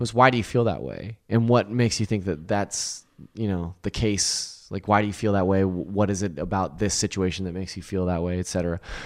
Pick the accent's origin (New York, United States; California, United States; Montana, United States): California, United States; Lodi; I grew up in Lodi, which is below, uh, Sacramento